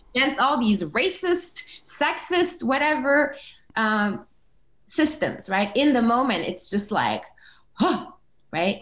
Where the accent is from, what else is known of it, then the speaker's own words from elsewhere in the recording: Denmark; also born or lived in Comoros; grew up, uh, you know, as a brown human in a white country, Denmark